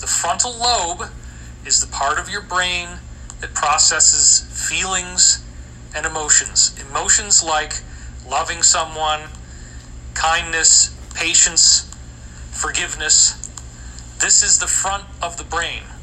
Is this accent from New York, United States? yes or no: yes; Scotia, New York, United States; I grew up in Scotia, New York, right down the street from me